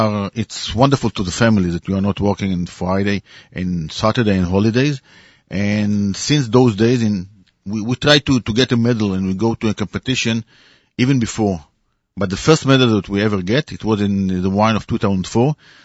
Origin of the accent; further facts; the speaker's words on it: Israel; We are from Israel.